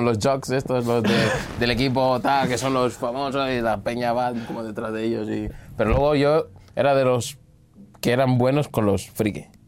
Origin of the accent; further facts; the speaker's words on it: Angola; also born or lived in Portugal; now in Spain; con 9 fue cuando volví a Angola